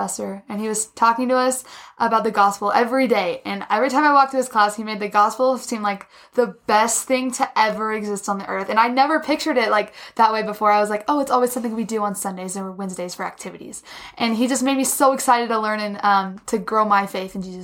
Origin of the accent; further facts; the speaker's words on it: Frisco, Texas, United States; moved away as an adult; now in Colorado, United States; I'm from Frisco, Texas